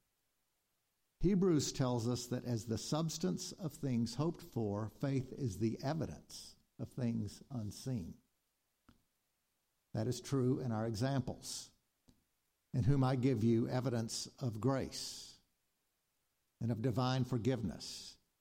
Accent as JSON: {"language": "English", "town": "Jackson", "region": "Mississippi", "country": "United States", "tie": "born or raised there", "said": "As a child growing up in Jackson in the early 60s, my sisters and I rode horses at the Stockett family stables"}